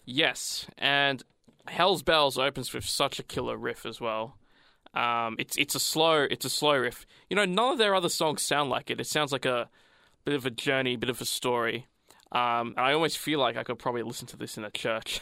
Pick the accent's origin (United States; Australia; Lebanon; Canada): Australia; I'm Australian.